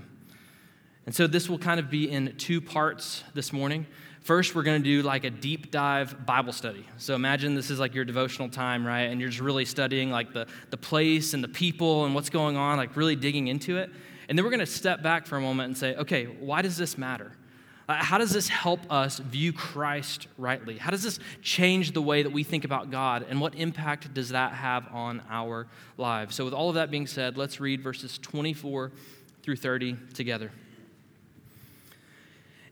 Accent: Panama City, Florida, United States; as a teenage boy growing up in Panama City, Florida

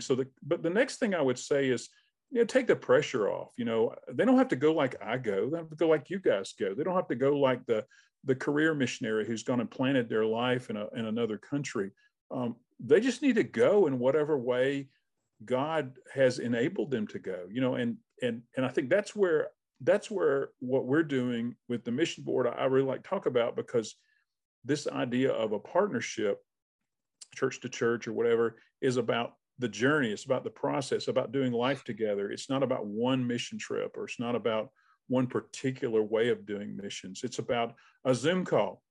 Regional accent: Albany, Georgia, United States; moved away as an adult; now in North Georgia, United States; I'm from Albany.

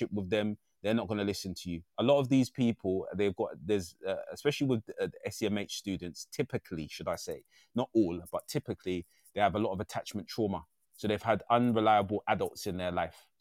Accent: London, United Kingdom; I was raised in a really rough part of East London. I'm very proud of my roots. I'm an East Lander

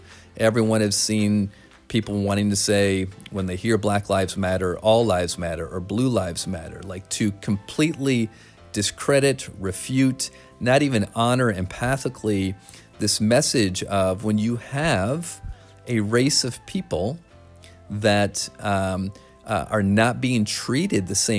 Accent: Flint, Michigan, United States; Growing up in Flint, Michigan

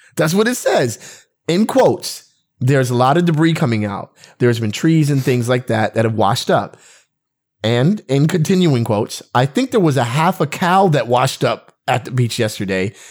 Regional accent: West Covina, California, United States; we're from West Covina.

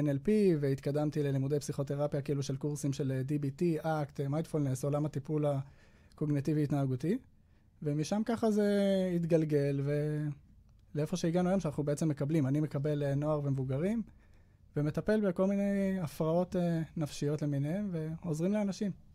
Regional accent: Jerusalem, Jerusalem District, Israel; moved away as an adult; now in Petah Tikva, Israel; אני גדלתי בירושלים עד החתונה, ואז uh, התחתנו ואנחנו גרים בפתח תקווה היום

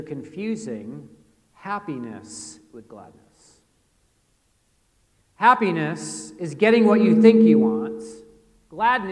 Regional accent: United States; I'm an American

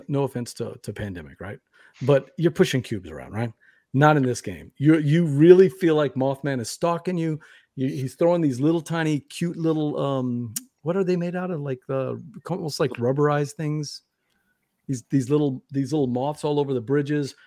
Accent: Louisiana, United States; I'm from Louisiana

